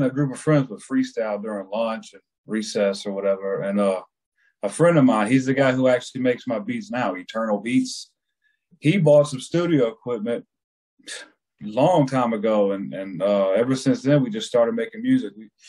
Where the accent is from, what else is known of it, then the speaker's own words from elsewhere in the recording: Columbia, South Carolina, United States; I'm originally from Columbia, South Carolina.